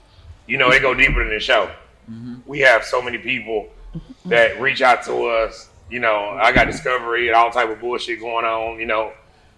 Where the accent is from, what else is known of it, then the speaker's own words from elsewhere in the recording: California, United States; Man, I'm from Cali.